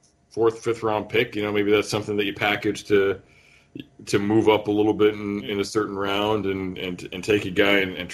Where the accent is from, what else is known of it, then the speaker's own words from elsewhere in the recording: Northern Ohio, United States; I was born in Northern Ohio